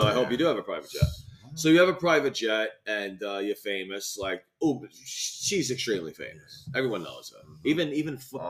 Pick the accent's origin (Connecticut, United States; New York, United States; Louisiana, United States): New York, United States; New York City; we're from New York